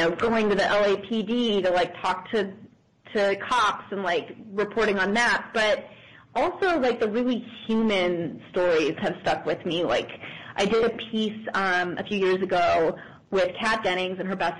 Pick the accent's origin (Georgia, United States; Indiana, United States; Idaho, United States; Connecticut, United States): Idaho, United States; Boise; I grew up in Boise, Idaho.